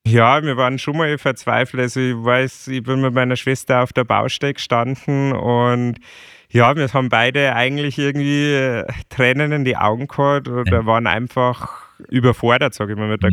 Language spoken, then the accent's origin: German; Chiemgau, Bavaria, Germany; irgendwann mag ich wieder zurück ins Chiemgau, weil es bei uns einfach ja. so schön ist